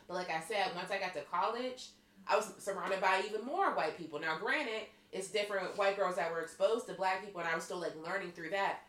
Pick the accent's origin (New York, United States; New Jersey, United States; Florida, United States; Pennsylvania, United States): Pennsylvania, United States; Pittsburgh; accent: Pittsburgh; I'm coming from Pittsburgh. Our accent's hard as fuck